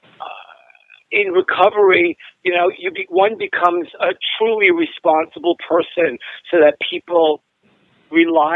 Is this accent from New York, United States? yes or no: yes; New York City, New York, United States; growing up in Brooklyn